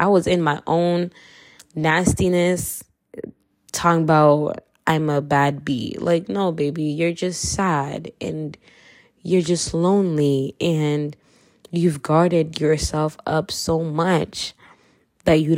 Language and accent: English; Kenya; accent: Kenyan; I'm Kenyan, so if you hear my accent, yeah, you heard it